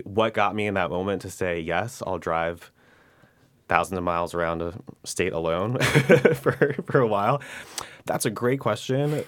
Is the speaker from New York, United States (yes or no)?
yes; New York City, New York, United States; born and raised in New York, grew up in the district. So we're actually in the tenth congressional district of New York, which is the west side of Manhattan in South Brooklyn